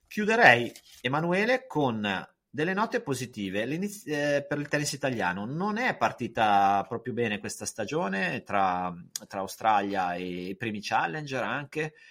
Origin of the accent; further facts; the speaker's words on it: Lake Maggiore, Piedmont, Italy; io sono piemontese e ho, insomma, sono anche se poi vivevo in un posto dove ci sentiamo forse più lombardi sul lago Maggiore